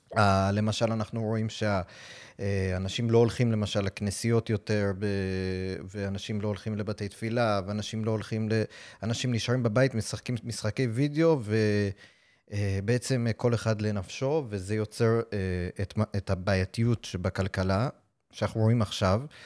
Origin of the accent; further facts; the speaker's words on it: New York City, New York, United States; Hebrew is a second language; now in Israel; אני למשל נולדתי בניו יורק בברוקלין